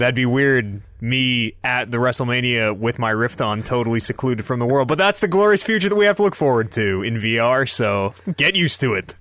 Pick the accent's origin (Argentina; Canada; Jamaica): Canada; we're Canadian.